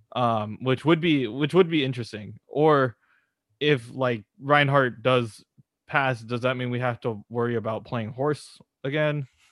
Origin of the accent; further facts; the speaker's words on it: California, United States; we're, we're from California